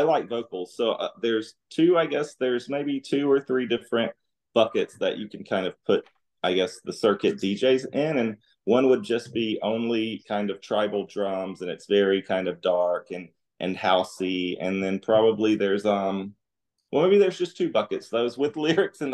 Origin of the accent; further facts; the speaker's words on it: Alabama, United States; moved away as an adult; now in Dallas, United States; I grew up in Alabama